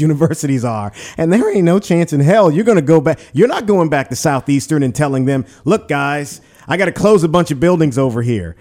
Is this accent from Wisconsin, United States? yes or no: no; Pointe Coupee Parish, Louisiana, United States; I'm from Pointe Puis Parish